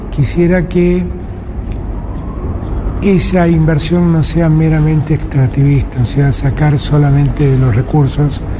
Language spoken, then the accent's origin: Spanish; Argentina; Yo como argentino